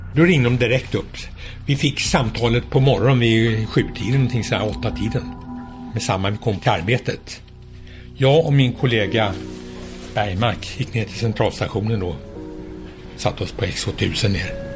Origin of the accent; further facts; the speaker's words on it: Sweden; jag var svensk